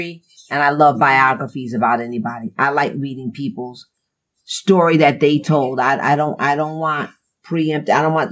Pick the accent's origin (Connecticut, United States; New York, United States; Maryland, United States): Connecticut, United States; New Haven; I grew up in New Haven in the 60s